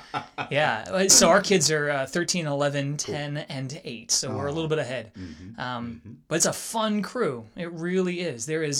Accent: Long Island, New York, United States; moved away as an adult; also born or lived in outside Philadelphia, Pennsylvania / Kentucky; now in Raleigh-Durham, United States; We grew up in New York, and then we moved to outside of Philly for a couple of years when I just got a job.

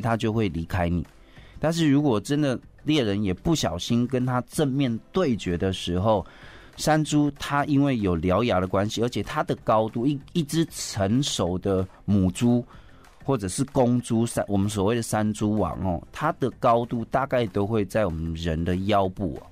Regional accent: Taoyuan, Taiwan; 我的故乡是来自于那个北横 嗯。就是，呃，复兴区，就是对。桃园复兴区

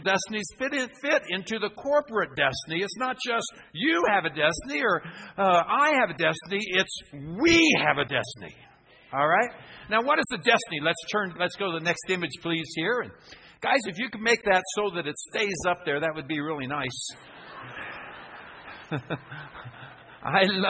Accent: Phoenix, Arizona, United States; I'm from Phoenix, Arizona in the United States

